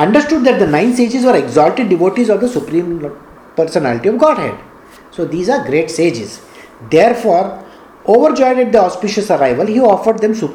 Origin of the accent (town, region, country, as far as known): India